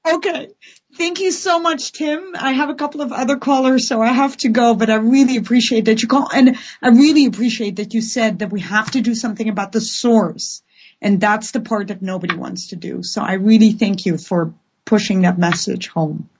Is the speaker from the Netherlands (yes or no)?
yes; Netherlands; now in Vancouver, Canada; I have a Dutch passport and I feel Dutch.